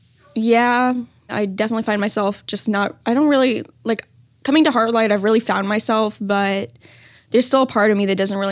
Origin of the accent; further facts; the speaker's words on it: Pearland, Texas, United States; I am 16. I'm from Pearland, Texas.